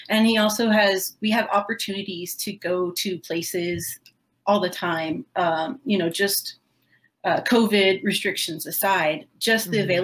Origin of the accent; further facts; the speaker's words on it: Florida, United States; I grew up in Southwest Florida, so um, we don't even have a strong southern accent down here.